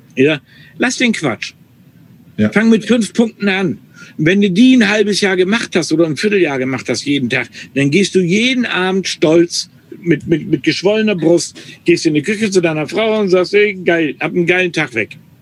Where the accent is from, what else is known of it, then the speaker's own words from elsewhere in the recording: North Frisia, Schleswig-Holstein, Germany; first language German; ich bin in Nordfriesland groß geworden oder habe jahrelang in Nordfriesland gewählt, mhm. äh, gelebt